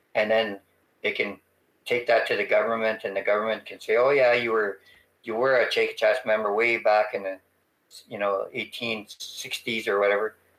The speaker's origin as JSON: {"language": "English", "area": "Treaty 4 territory", "region": "Saskatchewan", "country": "Canada", "said": "I'm from the Treaty 4 territory, it means I'm, a, a, I'm from a very vast territory"}